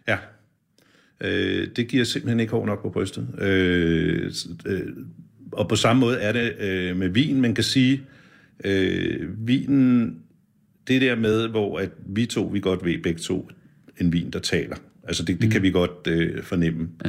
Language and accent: Danish; Birkerød, Capital Region of Denmark, Denmark; jeg kommer fra Birkerød